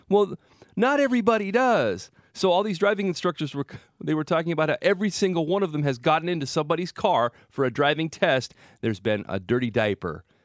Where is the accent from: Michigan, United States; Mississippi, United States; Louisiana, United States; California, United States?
California, United States; Salinas; I grew up in Salinas